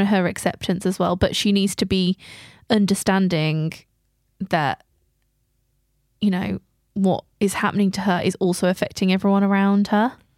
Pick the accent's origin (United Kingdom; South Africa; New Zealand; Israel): United Kingdom; England; We're so English.